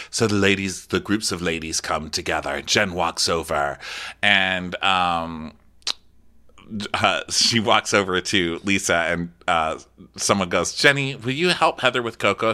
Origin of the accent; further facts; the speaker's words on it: El Paso, Texas, United States; I'm from El Paso